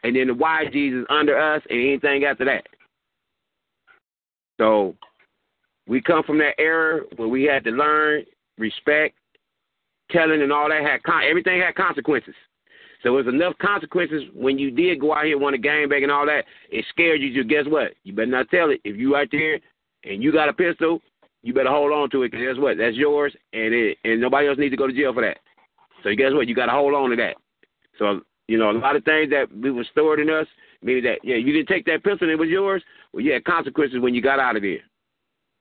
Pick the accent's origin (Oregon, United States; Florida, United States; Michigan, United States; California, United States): California, United States; Compton; also born or lived in Victorville, California; I've been in Compton, California. Let me say this again. Compton, California. Ever since 1974